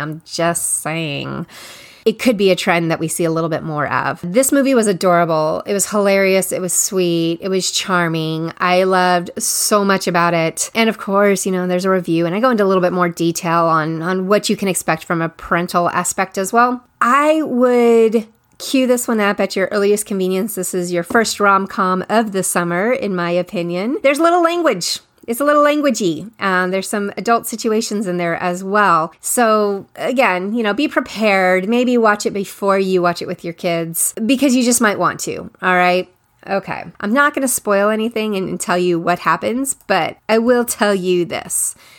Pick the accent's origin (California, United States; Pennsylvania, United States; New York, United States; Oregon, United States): California, United States; again, we're in the Bay Area in California. I grew up in the Bay Area.